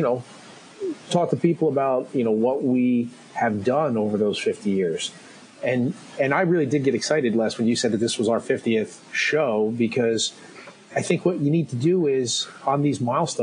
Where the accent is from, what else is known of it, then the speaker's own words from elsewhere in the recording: Ireland; Being an Irishman